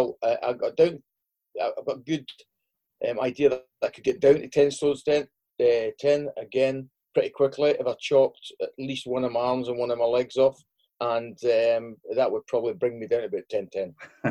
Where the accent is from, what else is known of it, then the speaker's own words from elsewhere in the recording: Stirling, Scotland, United Kingdom; born there; I was born in Stirling because we were living at Oldham at the time